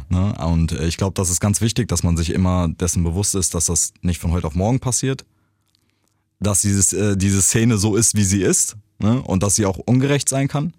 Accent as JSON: {"language": "German", "country": "Germany", "tie": "born or raised there", "said": "ich bin in Deutschland groß geworden"}